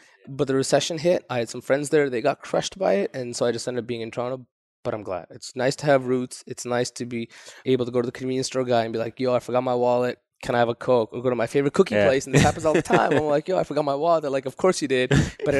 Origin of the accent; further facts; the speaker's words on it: Pakistan; born there; also born or lived in Saudi Arabia / Japan / United States / Canada; So I'm ethnically Kashmiri, what Pakistan and India keep fighting over. So I was born in Pakistan, lived in Saudi Arabia, also lived in Japan, back to Saudi Arabia. Then I've been all over the States.